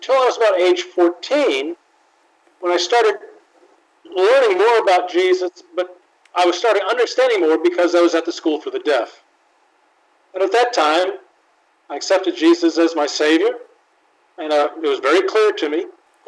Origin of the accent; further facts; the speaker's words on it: Tennessee, United States; First off, I'd like to introduce myself. I'm deaf. I was born deaf. I'm from the South.